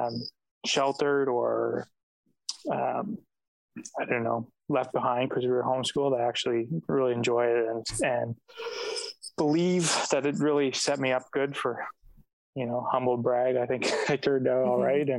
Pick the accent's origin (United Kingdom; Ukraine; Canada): Canada; Napanee, Ontario; I grew up in Napanee, Ontario, which is between, like, smack in the middle between Toronto and Ottawa.